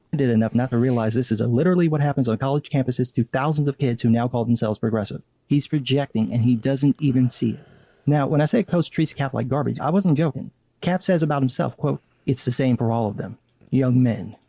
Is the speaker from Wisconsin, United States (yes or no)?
no; Chicago, Illinois, United States; I'm from Chicago.